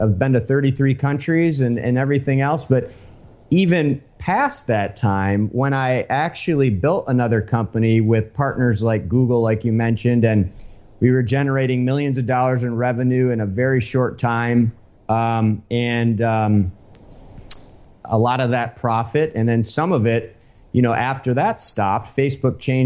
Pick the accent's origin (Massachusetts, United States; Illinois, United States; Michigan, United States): Michigan, United States; moved away as an adult; now in Miami Beach, United States; I grew up in the United States. I'm from Michigan originally.